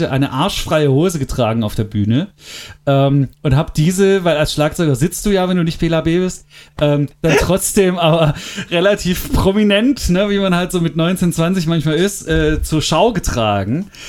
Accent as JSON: {"language": "German", "region": "Berlin", "country": "Germany", "said": "Äh, was du mhm. als Berliner ja nie machst, ne? weil warum sollst du Brandenburger Tor fahren?"}